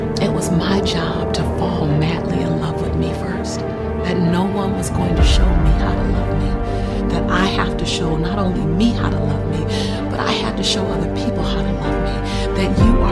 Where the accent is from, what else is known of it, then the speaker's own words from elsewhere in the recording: Los Angeles, California, United States; I'm a girl from South Central LA. Living between the Harlem Crip 30s and the Rolling 60s. Had three fights a week to get home from school